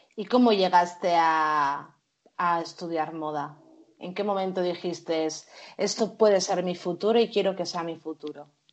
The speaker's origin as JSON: {"language": "Spanish", "town": "Bilbao", "region": "Basque Country", "country": "Spain", "said": "somos de Bilbao"}